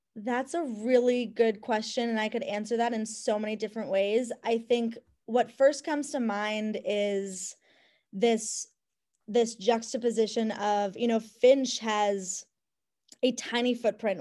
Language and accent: English; Cleveland, Ohio, United States; moved away; my home where I grew up in Cleveland.